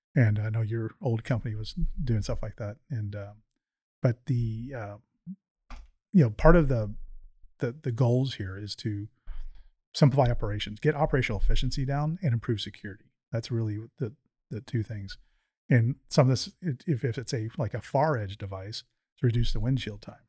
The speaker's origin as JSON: {"language": "English", "town": "Houston", "region": "Texas", "country": "United States", "tie": "born or raised there", "said": "I went to high school right down the road here at Springwoods"}